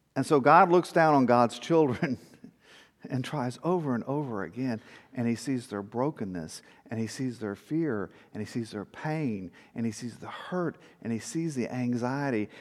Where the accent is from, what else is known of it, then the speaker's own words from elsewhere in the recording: South Texas, United States; growing up in South Texas